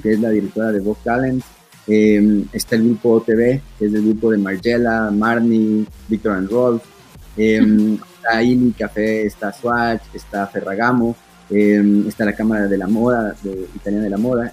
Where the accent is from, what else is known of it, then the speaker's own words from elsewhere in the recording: Ecuador; necesito estar en mi país, tengo mi gente, tengo mi familia